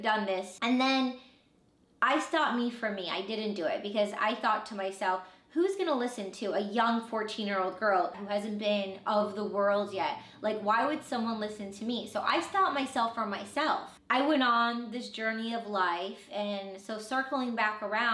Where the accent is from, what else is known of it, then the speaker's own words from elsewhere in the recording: Michigan, United States; I was born in Michigan